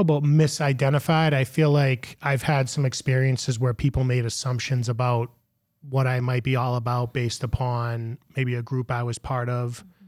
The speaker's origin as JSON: {"language": "English", "town": "Melrose", "region": "Massachusetts", "country": "United States", "tie": "born or raised there", "said": "I grew up on the same street that I live in, live on now."}